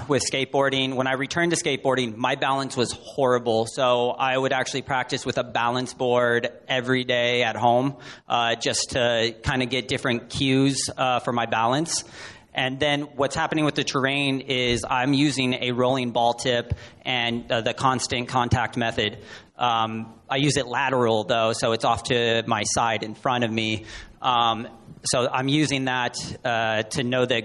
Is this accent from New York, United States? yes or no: no; Las Vegas, Nevada, United States; I'm from Las Vegas